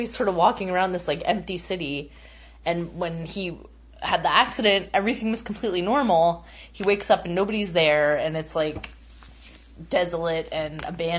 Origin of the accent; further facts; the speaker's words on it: United States; You know, being an American, it's impossible to go anywhere without seeing people, really.